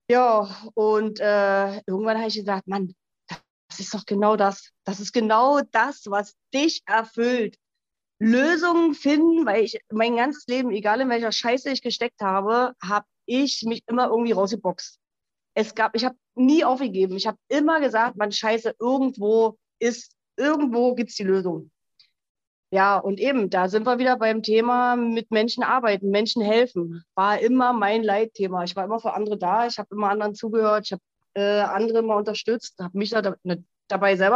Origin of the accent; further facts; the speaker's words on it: Berlin, Germany; now in Switzerland; ähm, 42 Jahre alt. Ich wohne in der Schweiz, ursprünglich aus Berlin